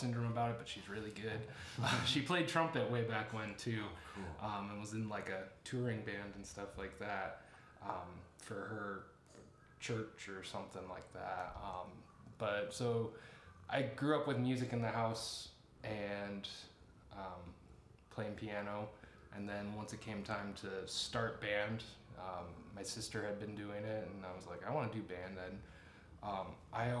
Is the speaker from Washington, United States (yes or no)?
no; between Goshen and Nappanee, Indiana, United States; I grew up in a small farming community, middle of nowhere out between Goshen and Napanee, so out in Amish country.